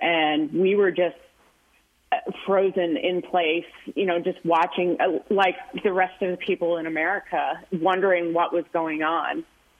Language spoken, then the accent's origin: English; Western New York, United States; now in Tucson, United States; I grew up in Western New York, so New York City has always been kind of like a special place for me.